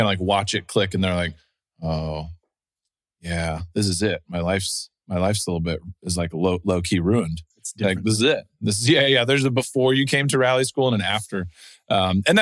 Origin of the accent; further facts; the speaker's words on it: Austin, Texas, United States; I grew up in Austin playing in a bunch of punk rock and hardcore bands